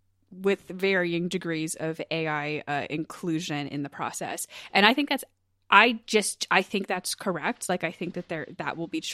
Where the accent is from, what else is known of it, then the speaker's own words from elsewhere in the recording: United States; I'm so American. Okay. I'm like, state fairs are part of my culture. Yeah, they're in my blood.